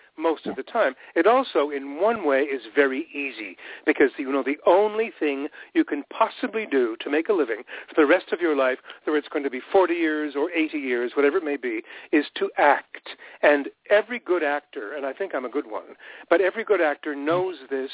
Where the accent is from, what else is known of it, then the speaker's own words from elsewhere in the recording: Montreal, Quebec, Canada; moved away as an adult; also born or lived in Ottawa, Ontario; I was born in Ottawa. And we very quickly moved to Montreal, and that's where I grew up.